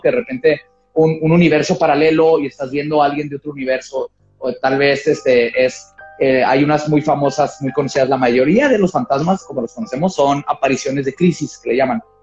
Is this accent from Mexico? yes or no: yes; northern border, Mexico; first language Spanish and English; acá en la frontera. Por ejemplo, yo que crecí viendo tele en inglés, porque aquí en la tele abierta este, tenemos más canales en inglés que no, que en español.